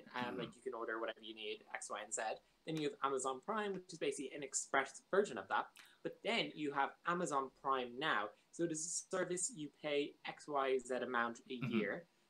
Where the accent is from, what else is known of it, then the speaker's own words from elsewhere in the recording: Ireland; I'm Irish